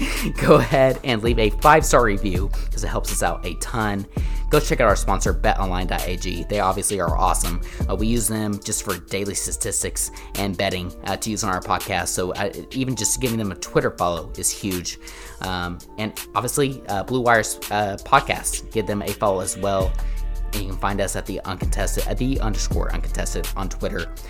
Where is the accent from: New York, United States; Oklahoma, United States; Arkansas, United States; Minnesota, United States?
Oklahoma, United States; I'm from Wausau, Oklahoma